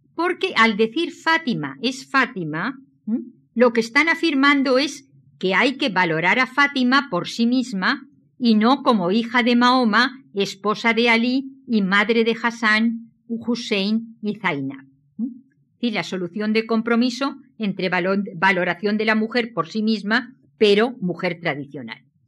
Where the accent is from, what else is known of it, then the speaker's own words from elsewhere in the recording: Valencian Community, Spain; Soy valenciana